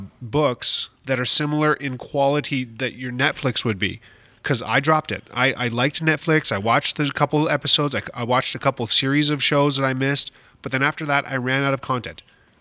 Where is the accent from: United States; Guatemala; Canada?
Canada; the only thing that I know as a Canadian